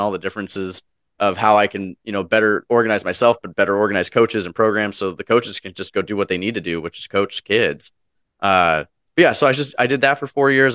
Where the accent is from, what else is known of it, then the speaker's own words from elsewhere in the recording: Wenatchee, Washington, United States; my local, uh, school district that I was from, uh, my hometown, Wenatchee, Washington